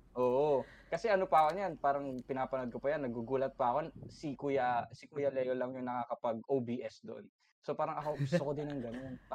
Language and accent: Tagalog; Pandi, Central Luzon, Philippines; now in Pasay, Philippines; taga Bulacan ako, taga Pandi Bulacan ako, doon ako nang galing. Pero ngayon, nandito ako sa ano, sa Pasay